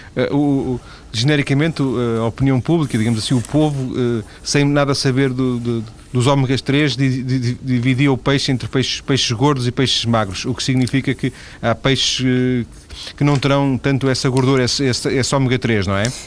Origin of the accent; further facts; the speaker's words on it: Lisbon, Portugal; now in northern Portugal; Eu, eu nasci em Lisboa, já, já vivo no norte há, há muitos, muitos anos, lembro-me da minha mãe comprar em Lisboa cachuchos